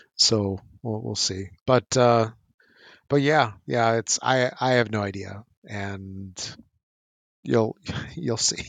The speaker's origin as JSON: {"language": "English", "country": "United States", "tie": "born or raised there", "said": "growing up in the States with mass market, you know, Toys R Us games"}